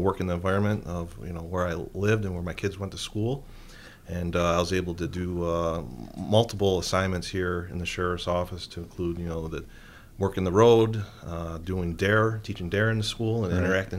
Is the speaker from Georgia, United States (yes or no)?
no; Middleport, New York, United States; also born or lived in Rochester; I've been in law enforcement for the last 20 years. I grew up in Niagara County in the village of Middleport.